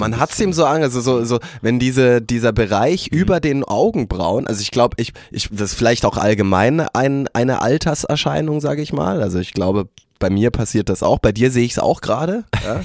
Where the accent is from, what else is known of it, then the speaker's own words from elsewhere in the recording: Germany; wir haben ja als als Deutsche